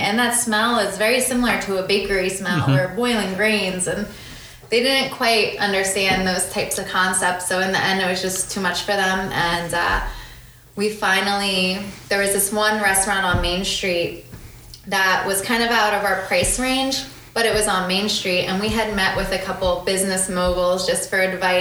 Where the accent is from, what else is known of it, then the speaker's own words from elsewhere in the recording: Farmingdale, New Jersey, United States; I'm from around here. I grew up in Farmingdale.